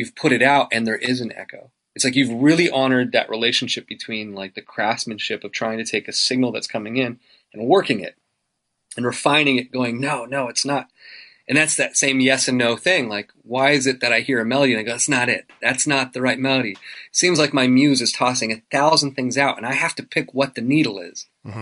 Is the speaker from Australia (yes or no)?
no; Canada; I'm so Canadian